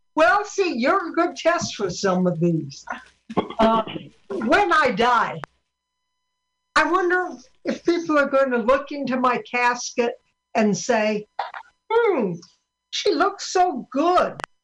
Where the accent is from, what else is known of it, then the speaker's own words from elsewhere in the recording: Sioux City, Iowa, United States; I'm from Sioux City, Iowa